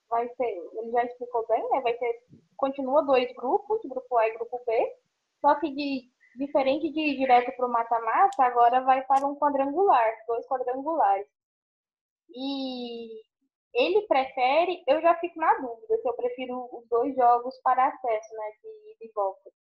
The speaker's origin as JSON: {"language": "Portuguese", "region": "Goiás", "country": "Brazil", "said": "eu sou goiana, eu falo Dazon."}